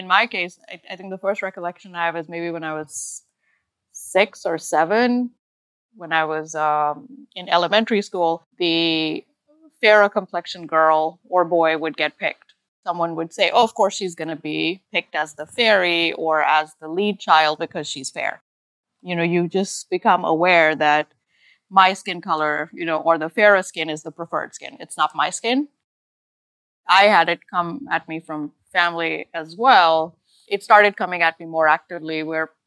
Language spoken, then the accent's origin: English; Pakistan; moved away as an adult; now in United States; I was, you know, pretty much born and raised, schooled in Pakistan up to the level of medical school